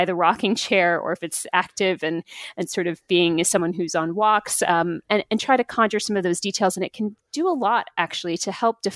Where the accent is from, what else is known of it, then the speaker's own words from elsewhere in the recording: United States; being an American myself